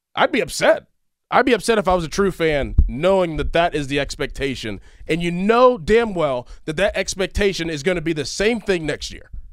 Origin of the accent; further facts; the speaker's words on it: Pittsburgh, Pennsylvania, United States; I grew up in Pittsburgh